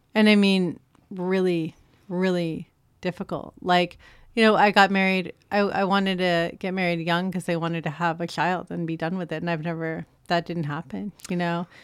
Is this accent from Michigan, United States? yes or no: no; San Francisco, California, United States; moved away; I grew up in San Francisco on eighteenth and Castro